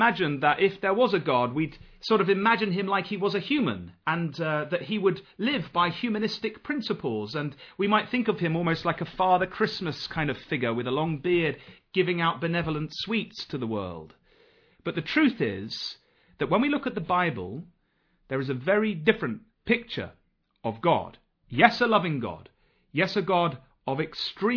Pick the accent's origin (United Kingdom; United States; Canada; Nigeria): United Kingdom; Nottingham, East Midlands; I come from Nottingham